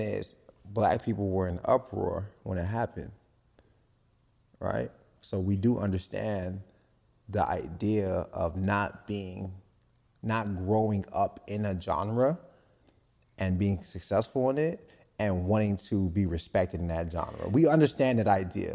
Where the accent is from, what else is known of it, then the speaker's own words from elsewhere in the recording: Nigeria; I'm Nigerian.